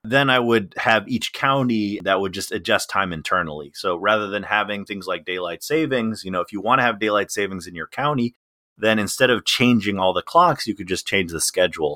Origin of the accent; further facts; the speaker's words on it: Illinois, United States; now in Washington DC, United States; I grew up in Illinois, so I was in the central time zone